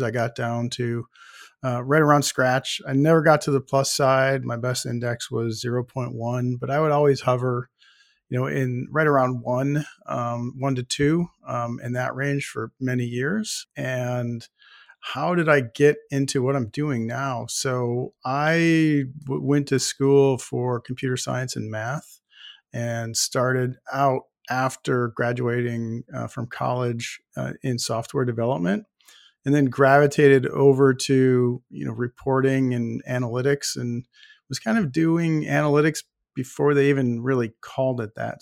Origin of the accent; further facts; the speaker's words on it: Buffalo, New York, United States; I grew up in Buffalo, New York